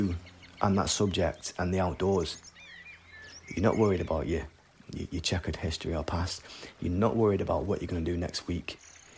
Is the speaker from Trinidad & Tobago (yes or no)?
no; Salford, North West England, United Kingdom; I grew up in Salford. It was considered one of the roughest areas in Manchester.